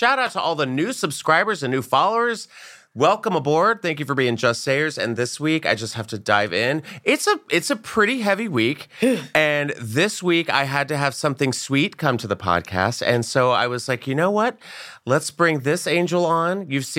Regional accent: the South, United States; moved away; I am from the South as well

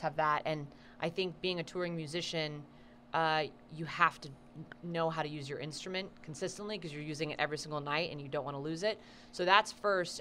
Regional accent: Austin, Texas, United States; now in Los Angeles, United States; I'm from Austin, Texas

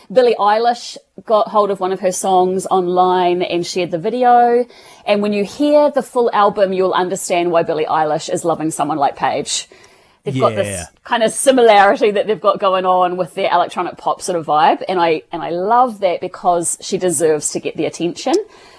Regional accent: New Zealand

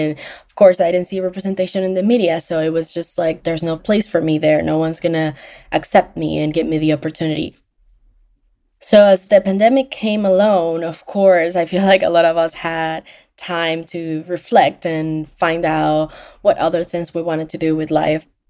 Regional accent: Venezuela; now in Orlando, United States; I am from Venezuela, and I live in Orlando, Florida

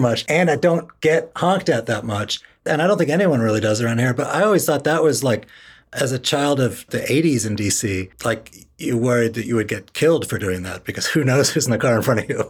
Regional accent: Washington, District of Columbia, United States; I grew up in Northwest Washington

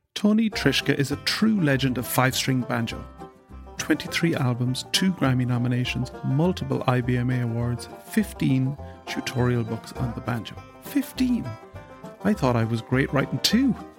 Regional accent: Ireland; I'm an Irish guy

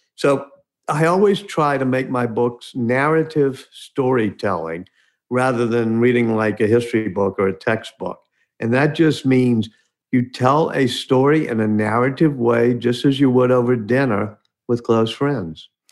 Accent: New Orleans, Louisiana, United States; I'm here in New Orleans now. My hometown, grew up right near where Louis Armstrong grew up in central city of New Orleans.

